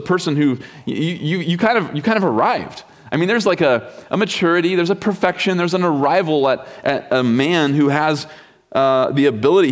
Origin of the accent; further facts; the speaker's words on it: Kansas, United States; also born or lived in Wichita; I grew up in Kansas